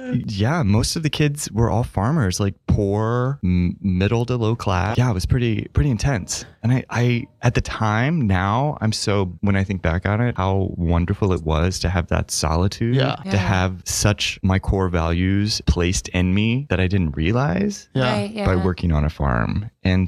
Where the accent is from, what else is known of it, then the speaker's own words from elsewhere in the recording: Paris, Missouri, United States; moved away as an adult; also born or lived in Montana / St. Louis, Missouri; now in New York City, United States; I'm from Paris, but I was born in Montana.